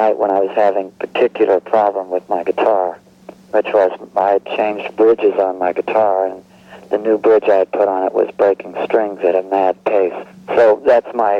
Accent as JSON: {"language": "English", "town": "Cincinnati", "region": "Ohio", "country": "United States", "tie": "born or raised there", "moved": "as an adult", "lives_now": "Springfield, United States", "said": "I grew up in Cincinnati, Ohio."}